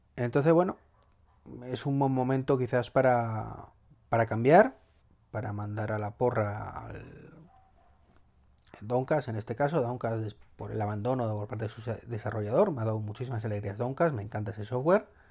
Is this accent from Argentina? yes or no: no; Madrid, Community of Madrid, Spain; los que somos o sois o somos, sí, de Madrid